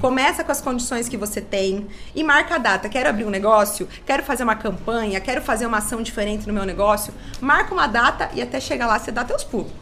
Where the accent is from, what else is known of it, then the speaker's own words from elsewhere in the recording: Salto do Lontra, Paraná, Brazil; eu sou de Salto do Lontra, nasci aqui, né? A maior parte da minha vida eu morei aqui.